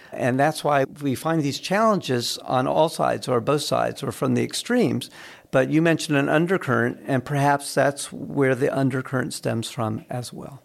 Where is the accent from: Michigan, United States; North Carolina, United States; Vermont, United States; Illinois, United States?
North Carolina, United States; Raleigh; I grew up in Raleigh